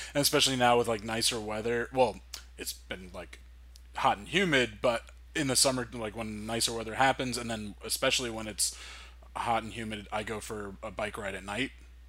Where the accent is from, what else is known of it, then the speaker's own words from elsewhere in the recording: New Jersey, United States; we grew up in Jersey